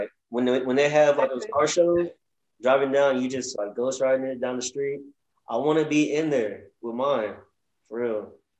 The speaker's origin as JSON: {"language": "English", "town": "College Station", "region": "Texas", "country": "United States", "tie": "born or raised there", "said": "I'm from College Station."}